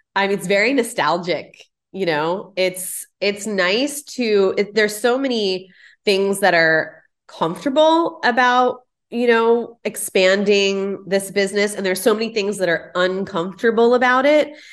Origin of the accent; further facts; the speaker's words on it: Houston, Texas, United States; moved away as an adult; also born or lived in Pasadena; now in Houston, United States; growing up in the Heights